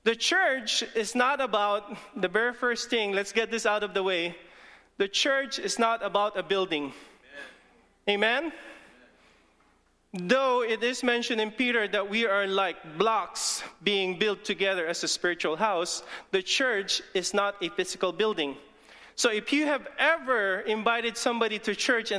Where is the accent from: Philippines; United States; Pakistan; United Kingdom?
Philippines; English is a second language; English is not even my first language. I'm Filipino. I can talk Tagalog